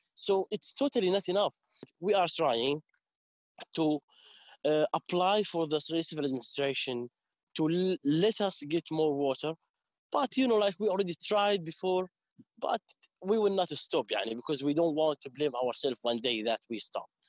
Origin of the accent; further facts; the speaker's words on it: Umm al-Khair, West Bank, Palestine; English is a second language; also born or lived in Yatta / Hebron; I'm uh, from Omar umm Khair Village, South Hebron Hills